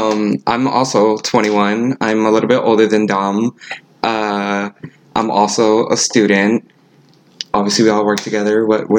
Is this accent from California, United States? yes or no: no; Chicago, Illinois, United States; I'm from Chicago, Illinois. That's where I was born.